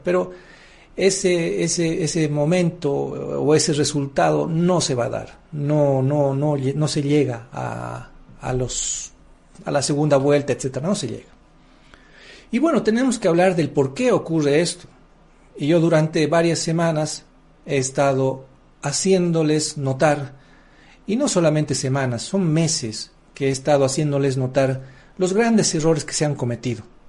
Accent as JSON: {"language": "Spanish", "country": "Bolivia", "said": "un orgullo como boliviano para mí"}